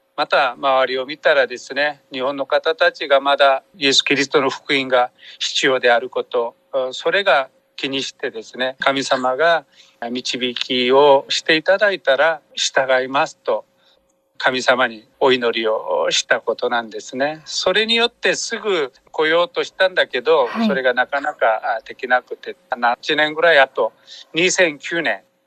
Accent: South Korea; Japanese is a second language; moved away as an adult; now in Japan; 私韓国人宣教師

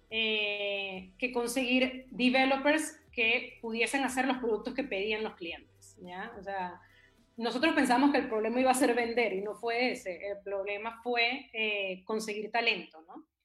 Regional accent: Venezuela; also born or lived in Chile / Panama / New York; now in Peru; Sí, sí, y antes de eso viví en varios lugares. De Venezuela me fui a Chile, de Chile a Panamá, de Panamá a Nueva York y de Nueva York a Perú.

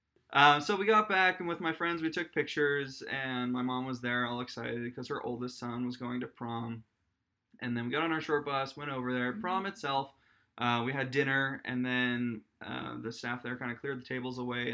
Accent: Massachusetts, United States; I grew up in Massachusetts

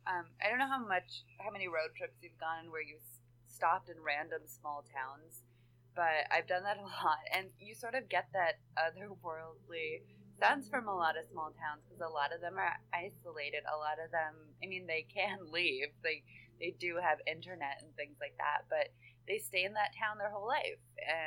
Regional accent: Pacific Northwest, United States; growing up in the Pacific Northwest

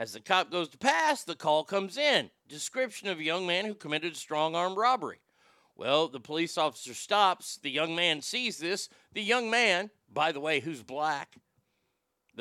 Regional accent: Texas, United States; I'm a Texan

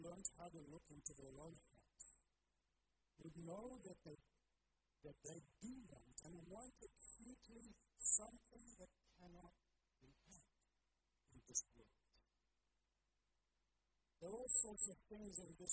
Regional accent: South Africa; moved away; I grew up in South Africa

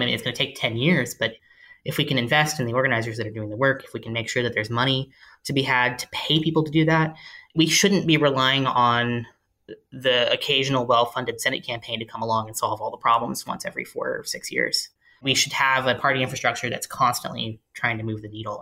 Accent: rural Tennessee, United States; also born or lived in California; I growing up in, in rural Tennessee as a teenager

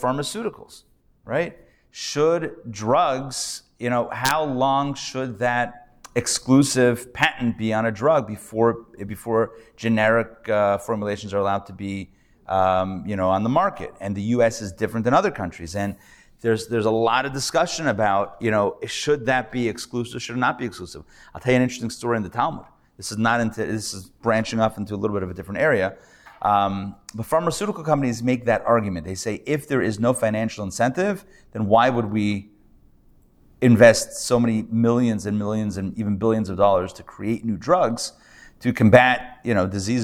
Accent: Pittsburgh, Pennsylvania, United States; now in Atlanta, United States; I'm from Pittsburgh originally, I grew up there.

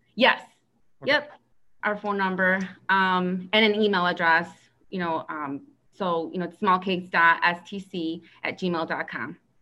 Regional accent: Aurora, Illinois, United States; I was born and raised in Aurora, Illinois

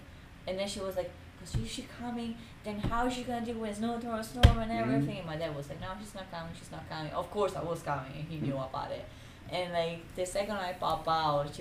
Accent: Italy; moved away; I'm from Italy

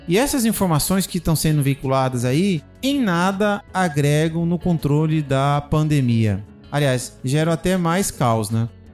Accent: Cuiabá, Mato Grosso, Brazil; como cuiabano que sou de origem

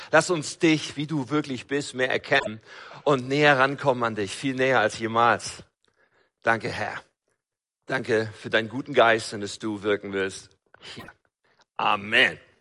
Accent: North Rhine-Westphalia, Germany; Ich komme ja aus Nordrhein-Westfalen

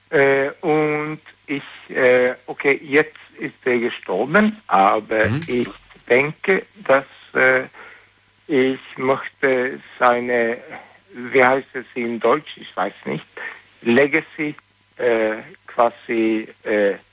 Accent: Sweden; German is a second language; ich bin Schwede.

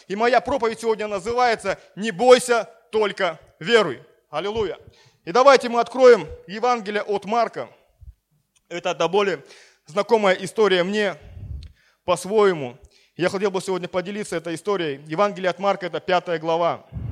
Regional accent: Siberia, Russia; now in Sochi, Russia; у нас в Сибири, откуда я родом

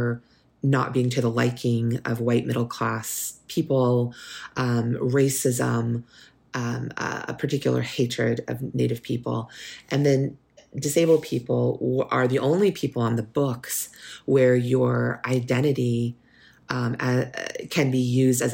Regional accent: California, United States; My mother's family, who I was raised with here in California

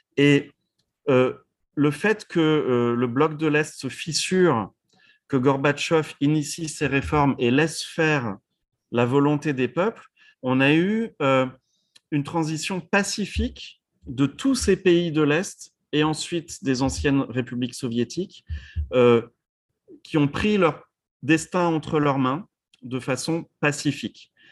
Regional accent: France; moved away as an adult; now in United States; en tant que Français ou maintenant vivant aux États-Unis depuis 16 ans

